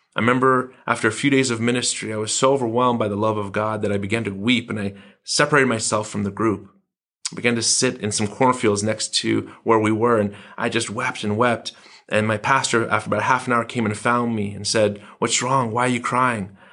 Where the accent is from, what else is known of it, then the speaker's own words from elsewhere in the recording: Iran; now in United States; It's Iran. This was where I was raised in the nineteen seventies.